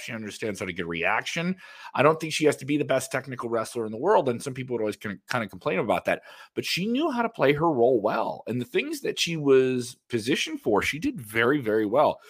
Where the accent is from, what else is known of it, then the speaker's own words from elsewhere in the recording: Ireland; I'm Irish